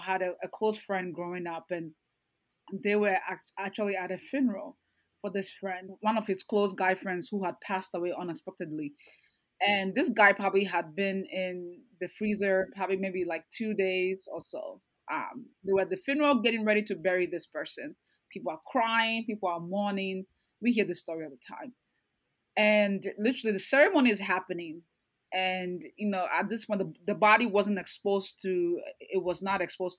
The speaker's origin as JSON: {"language": "English", "country": "Ghana", "tie": "born or raised there", "moved": "yes", "said": "I grew up in Ghana part of my life"}